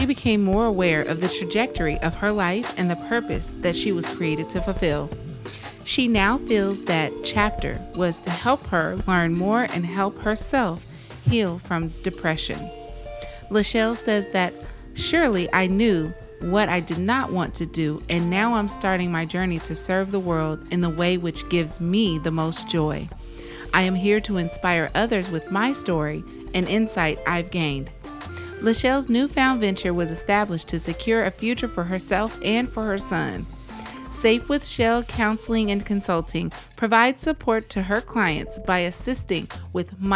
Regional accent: Arkansas, United States; now in California, United States; I'm from Arkansas originally, but I live in California.

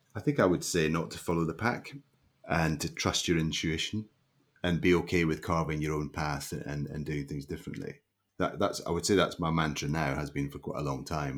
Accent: Leven, Scotland, United Kingdom; also born or lived in St Andrews; I grew up in a little uh, a little mining town on the east coast of Scotland called Leven

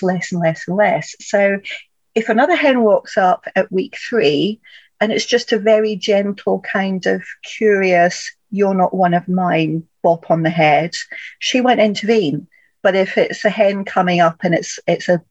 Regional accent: Scotland, United Kingdom; I grew up in Scotland as well

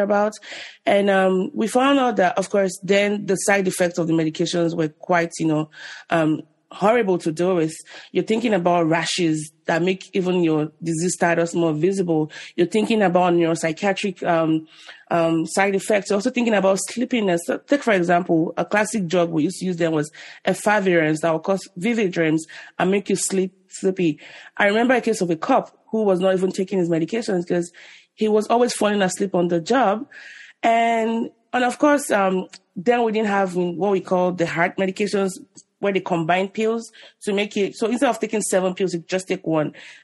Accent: Nigeria; moved away as an adult; also born or lived in Ibadan, Nigeria; now in United States; I was born in Nigeria in the 80s. And I left when I was 25

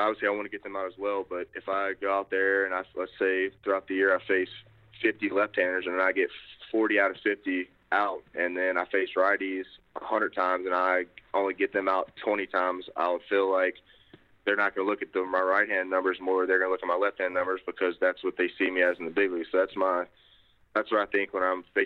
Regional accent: Baton Rouge, Louisiana, United States; we're both from Baton Rouge

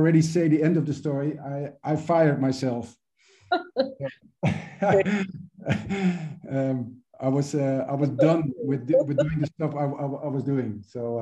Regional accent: Venezuela; moved away; also born or lived in United States / Amsterdam; I was born and raised in Venezuela

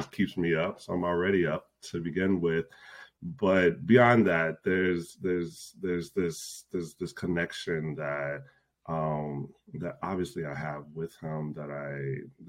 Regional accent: Chicago, Illinois, United States; moved away as an adult; now in Minneapolis, United States; I grew up in the Chicago area

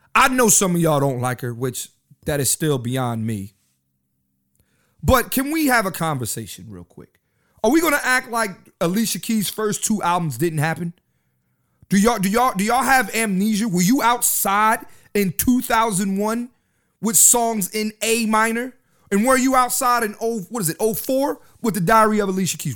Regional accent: Philadelphia, Pennsylvania, United States; I'm from Philly. I live in Philly

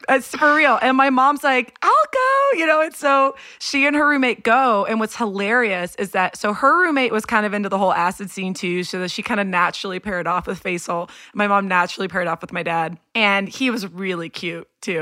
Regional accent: Houston, Texas, United States; I was born and raised in Houston, Texas

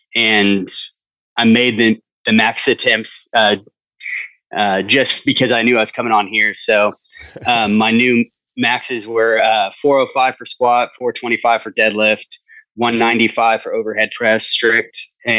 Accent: Turlock, California, United States; No, I'm from Turlock.

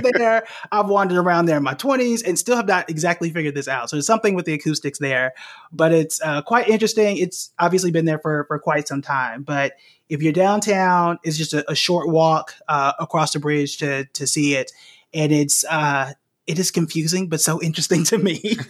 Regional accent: Tulsa, Oklahoma, United States; moved away as an adult; also born or lived in New York / North Carolina / Dallas; I was born and raised in Tulsa, Oklahoma. I spent the first 20 to 22 years in the city and the state

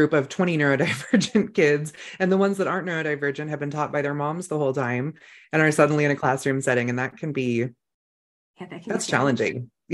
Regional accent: Northern California, United States; now in Idaho, United States; I grew up in Northern California

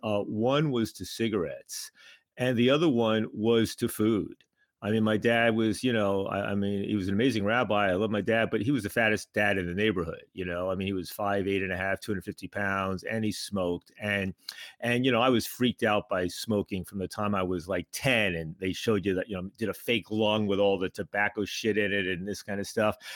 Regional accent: New York, United States; moved away as an adult; also born or lived in Montreal; I grew up in New York, but I went up to McGill in Montreal for college

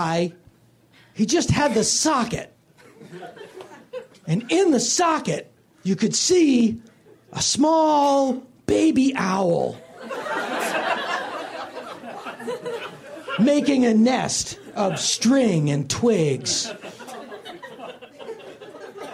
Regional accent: Philadelphia, Pennsylvania, United States; the kind of guy that I knew growing up in Philly

